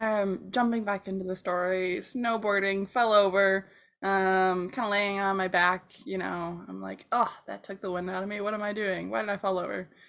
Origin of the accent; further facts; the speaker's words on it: Michigan, United States; I grew up in Michigan